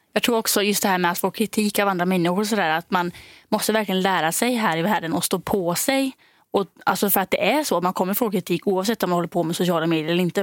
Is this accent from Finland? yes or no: no; Denmark; moved away; jag är då från Danmark